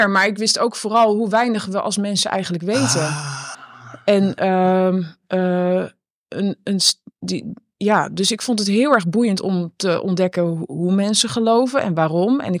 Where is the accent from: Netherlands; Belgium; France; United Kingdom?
Netherlands; ik ben natuurlijk opgegroeid in de Nederlandse cultuur.